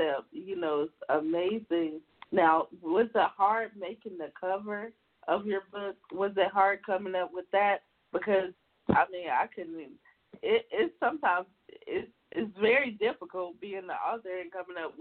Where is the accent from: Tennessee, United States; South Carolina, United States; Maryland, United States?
South Carolina, United States; now in California, United States; I'm from South Carolina, but I live in California now